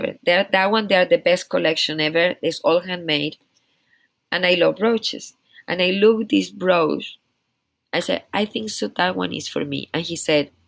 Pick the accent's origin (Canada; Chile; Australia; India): Chile; English is a second language; now in United States; I'm from Chile.